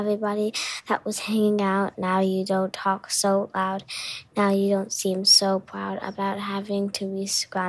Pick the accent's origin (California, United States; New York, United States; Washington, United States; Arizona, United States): New York, United States; I'm 9 years old, and I'm from New York.